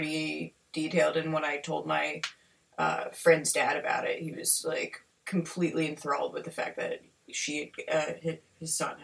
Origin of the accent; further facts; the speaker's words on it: Pennsylvania, United States; We all come from different parts of Pennsylvania